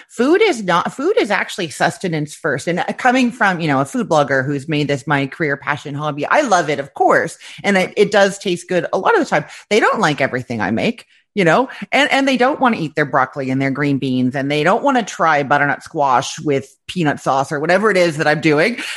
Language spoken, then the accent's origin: English; Canada; moved away as an adult; now in Florida, United States; I am originally from Canada, but like twelve years ago, my now ex-husband was offered an amazing job opportunity in Florida